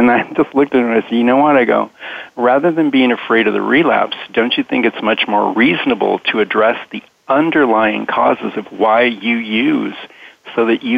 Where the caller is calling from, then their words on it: San Diego, California, United States; I'm calling from San Diego, California